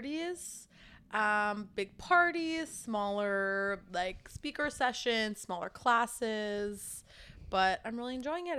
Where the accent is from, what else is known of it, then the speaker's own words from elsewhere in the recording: Minneapolis, Minnesota, United States; now in New York City, United States; being from Minnesota, I grew up in Minneapolis.